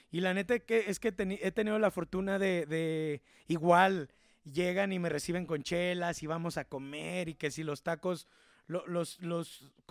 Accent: León, Guanajuato, Mexico; soy eh, leonés orgulloso

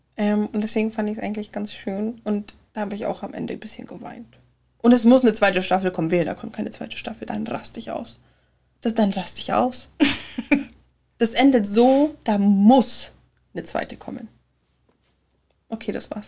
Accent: Germany; als Deutsche mit der Synchronisationskultur, die wir hier haben

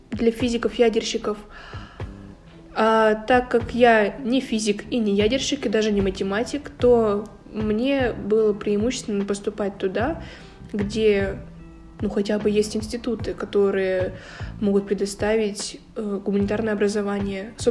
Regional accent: Sverdlovsk Oblast, Russia; я приехала из Свердловской области

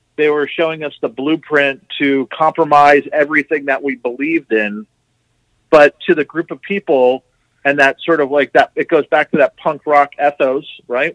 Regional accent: New Jersey, United States; moved away; also born or lived in Florida; I grew up in New Jersey, and then later I moved down to Florida

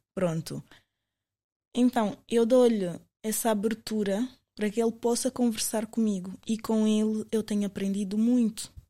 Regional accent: Portugal; also born or lived in Angola; eu sou angolana, mas eu cresci em Portugal

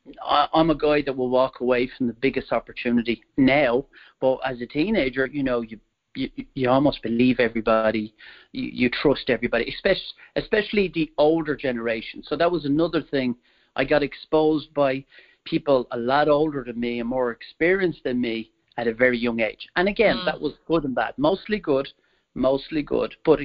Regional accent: Wicklow, Leinster, Ireland; I'm originally from Ireland, and I was born there in 1973. And my mom was from the capital, Dublin, and my dad was from what you could call the countryside, where I grew up, a place called Wicklow

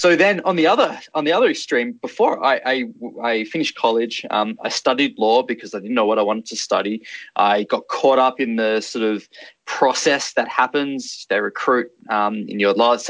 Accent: Australia; the way I was brought up in Australia

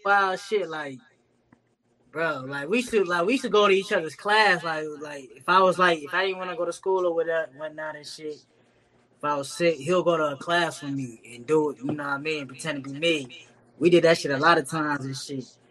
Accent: North Las Vegas, Nevada, United States; growing up in the North, man, it was, you know, it was very chill.

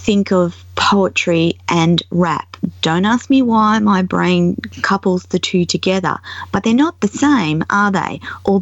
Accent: Australia; as an Australian

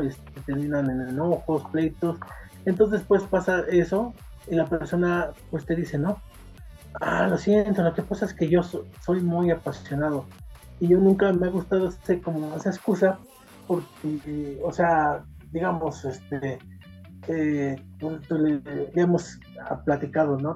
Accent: Mexico; como el mexicano necesita más símbolos

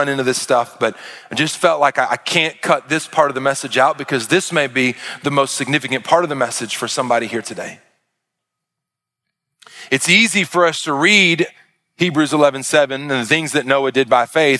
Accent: Arkansas, United States; I'm from Arkansas

